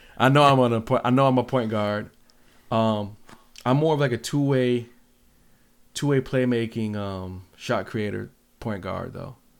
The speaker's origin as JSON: {"language": "English", "town": "Seattle", "region": "Washington", "country": "United States", "tie": "born or raised there", "moved": "yes", "lives_now": "Grand Rapids, United States", "said": "growing up in Seattle"}